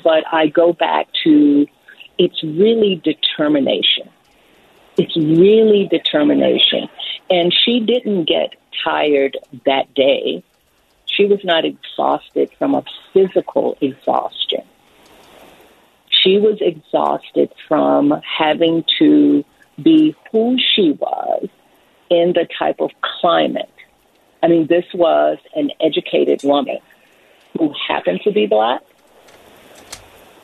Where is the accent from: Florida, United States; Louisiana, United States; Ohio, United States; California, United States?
Louisiana, United States; Baton Rouge; I am from Baton Rouge, Louisiana